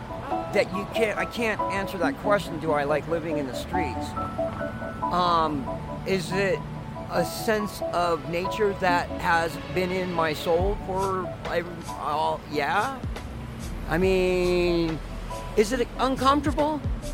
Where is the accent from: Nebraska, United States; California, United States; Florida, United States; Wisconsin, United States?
California, United States; Los Angeles; now in Reno, United States; I just don't know what the magnet is because I came from Los Angeles to the lake.